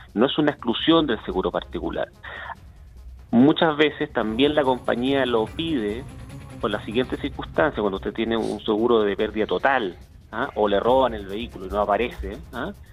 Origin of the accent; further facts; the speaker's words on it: Chile; somos todos los chilenos